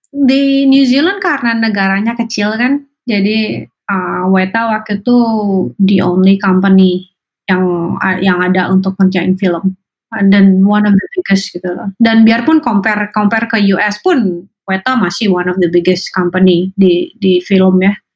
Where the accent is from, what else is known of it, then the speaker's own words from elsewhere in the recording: Indonesia; moved away as an adult; now in United States; saya besar di Indonesia